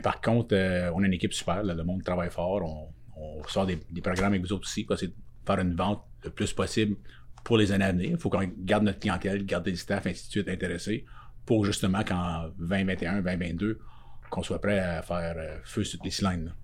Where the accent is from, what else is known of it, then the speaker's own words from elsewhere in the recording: Pointe-aux-Chênes, Quebec, Canada; nous autres, on vient de Pointe-aux-Chênes